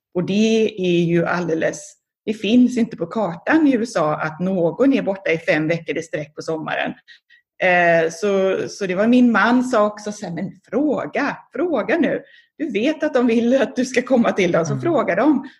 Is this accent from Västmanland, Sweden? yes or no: no; Gothenburg, Västra Götaland, Sweden; moved away as an adult; also born or lived in Japan; now in Philadelphia, United States; sen dess så bodde jag i, växte jag upp i Göteborg